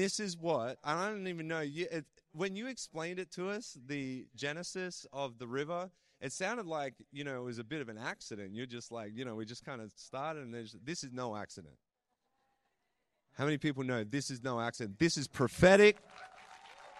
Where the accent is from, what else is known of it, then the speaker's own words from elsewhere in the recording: Australia; accent: Australian; now in Canada; why does this guy sound like an Australian? I was born in Australia.